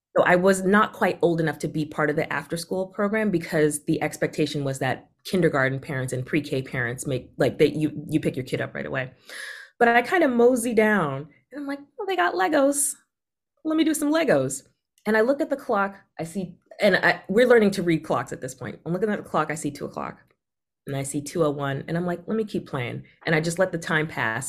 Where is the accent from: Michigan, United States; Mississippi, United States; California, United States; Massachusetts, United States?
Massachusetts, United States; Boston; also born or lived in Caribbean; I also grew up in a part of Boston that's just, like, very much safe, white collar, not in the news